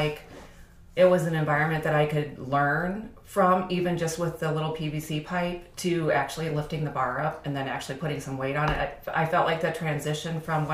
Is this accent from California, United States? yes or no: no; Davenport, Iowa, United States; moved away as an adult; now in Iowa City, United States; I moved from Davenport. Lived there my whole life.